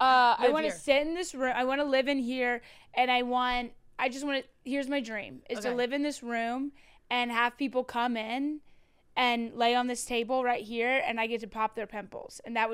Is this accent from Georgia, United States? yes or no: no; Louisville, Kentucky, United States; I'm from right below there. I'm from Louisville.